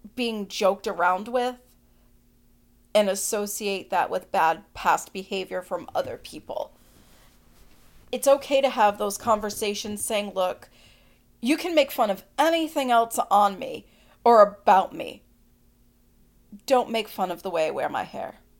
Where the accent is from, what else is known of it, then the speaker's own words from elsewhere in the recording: Boston, Massachusetts, United States; I'm from the Northeast, the Boston area